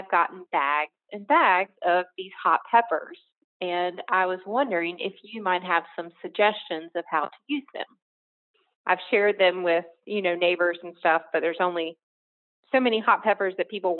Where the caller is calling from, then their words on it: Whispering Pines, North Carolina, United States; I am calling from Whispering Pines, North Carolina.